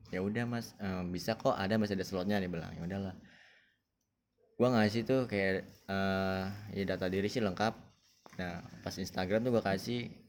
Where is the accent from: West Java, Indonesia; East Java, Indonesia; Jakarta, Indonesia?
West Java, Indonesia; Bogor; apalagi kalau udah daerah gue gitu ya Bogor dong.